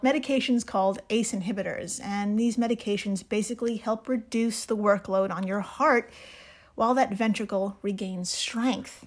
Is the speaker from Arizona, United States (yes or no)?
no; New York, United States; I'm from New York